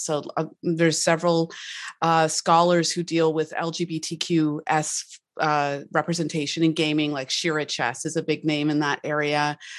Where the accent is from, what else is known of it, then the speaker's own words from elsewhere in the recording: Canada; I'm Canadian